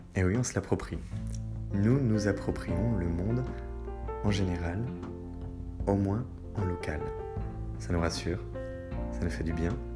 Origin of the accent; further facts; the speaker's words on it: Brittany, France; ma Bretagne. Oui, je suis breton